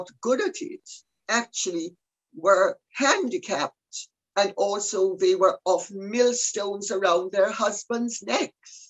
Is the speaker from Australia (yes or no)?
no; Jamaica; I'm Jamaican. So I come from a world where you have every single color of the rainbow